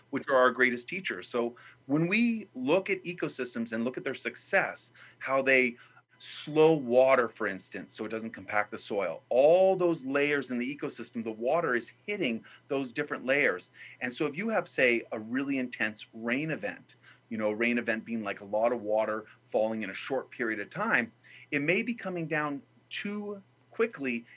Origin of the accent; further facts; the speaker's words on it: New Mexico, United States; where I grew up in New Mexico